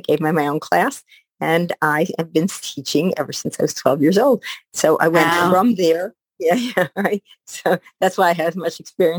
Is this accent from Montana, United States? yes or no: no; Detroit, Michigan, United States; also born or lived in Israel; now in Baltimore, United States; I came to America when I was about a year old. And we settled in Detroit.